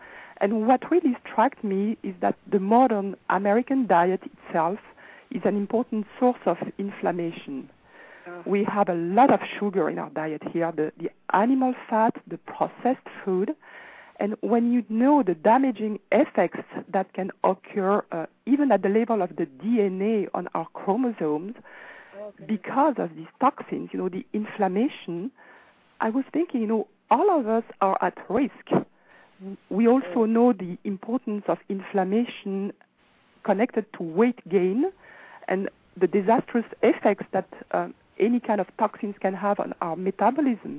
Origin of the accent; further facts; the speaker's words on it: France; now in Los Angeles, United States; I'm actually from France, but I am actually now calling from Los Angeles